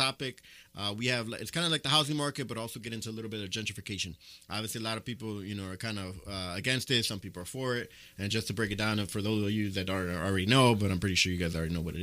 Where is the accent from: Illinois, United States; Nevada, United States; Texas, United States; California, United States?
Illinois, United States; Chicago; I'm originally from Pilsen. So back in my day when we were kind of hanging out and where my family was coming up in that area